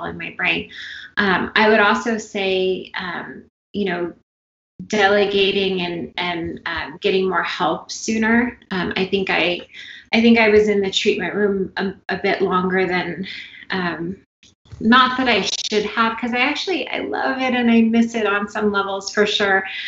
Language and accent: English; California, United States; moved away; I'm from California